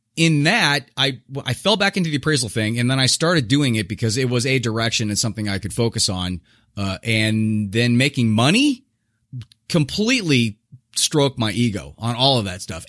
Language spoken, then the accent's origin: English; Southern California, United States; I was born in Southern California, um, a kind of a middle, lower middle class guy